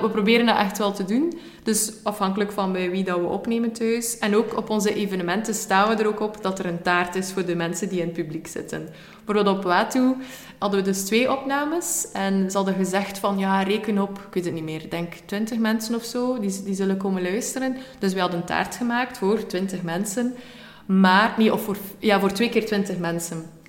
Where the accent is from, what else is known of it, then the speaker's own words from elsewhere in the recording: West Flanders, Belgium; moved away as an adult; now in Ghent, Belgium; als West-Vlaming in Gent